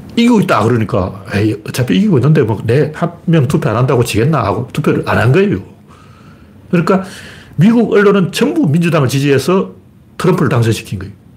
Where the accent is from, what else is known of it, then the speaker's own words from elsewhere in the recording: Gyeongju, North Gyeongsang, South Korea; moved away; 저는 경주 출신이기 때문에